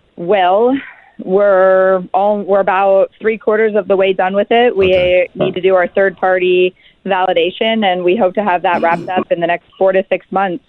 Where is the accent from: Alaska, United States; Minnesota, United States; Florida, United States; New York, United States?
Alaska, United States; we're six founders from Alaska